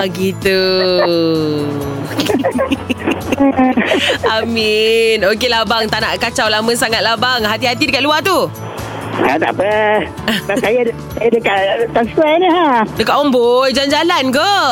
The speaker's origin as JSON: {"language": "Malay", "town": "Muar", "region": "Johor", "country": "Malaysia", "said": "Ya, yeah, saya orang Johor, Muar."}